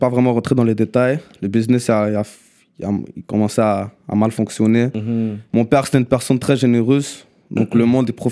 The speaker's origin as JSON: {"language": "French", "town": "Mount Royal", "region": "Quebec", "country": "Canada", "said": "Non, non, moi je suis une personne, je viens de Mont-Royal."}